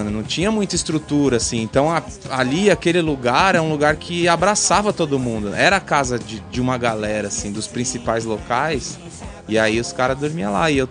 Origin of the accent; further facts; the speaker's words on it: São Bernardo do Campo, São Paulo, Brazil; also born or lived in Santo André; eu nasci em São Bernardo. nasci em São Bernardo, tá. Morei em Santo André por muito tempo. Minha avó é de Santo André